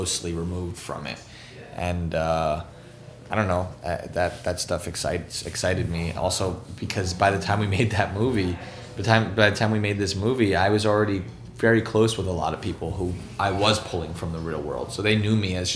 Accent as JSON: {"language": "English", "town": "New York City", "region": "New York", "country": "United States", "tie": "born or raised there", "said": "growing up in New York"}